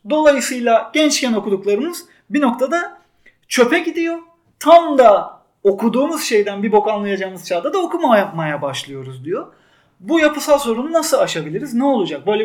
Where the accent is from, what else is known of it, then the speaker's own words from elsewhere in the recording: Turkey; Evet ben Ahmet Büke'nin dünyasına yakınım bir Türk olarak